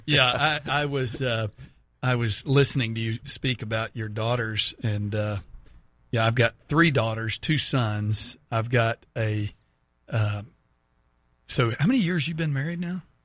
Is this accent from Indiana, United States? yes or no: no; Texas, United States; moved away; my home state of Texas